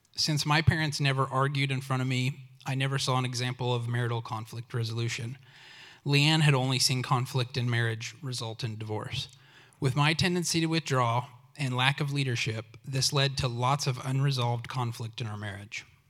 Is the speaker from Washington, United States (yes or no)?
no; Oklahoma, United States; I grew up in Oklahoma